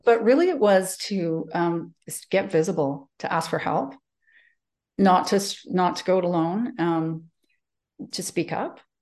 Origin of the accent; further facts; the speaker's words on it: Calgary, Alberta, Canada; moved away as an adult; I grew up in Calgary. Um, I'm born and bred here